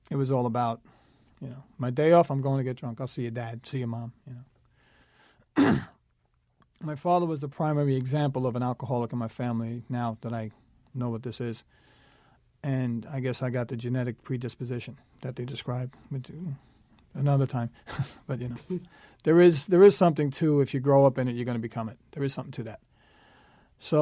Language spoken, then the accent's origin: English; New York City, New York, United States; I was born in Staten Island, New York City, a very alcoholic household